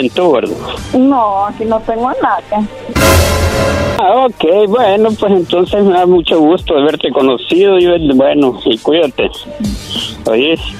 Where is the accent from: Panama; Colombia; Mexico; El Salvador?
El Salvador; yo soy de El Salvador